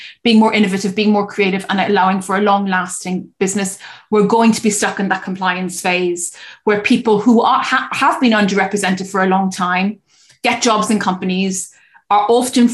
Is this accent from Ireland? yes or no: yes; Cork, Munster, Ireland; I stayed in my hometown in Cork to care for her